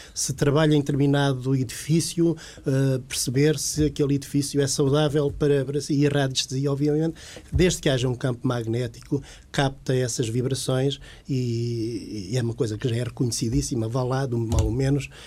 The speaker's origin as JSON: {"language": "Portuguese", "country": "Portugal", "also_born_or_lived": "Lisbon", "moved": "as an adult", "said": "eu sou da zona de Santarém"}